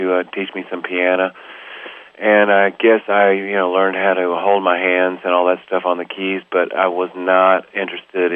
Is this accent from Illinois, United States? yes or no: no; Dallas, Texas, United States; moved away as an adult; also born or lived in Amsterdam, Netherlands / The Hague, Netherlands; I was from North Dallas, which is we weren't rich, but I went to school with a lot of rich kids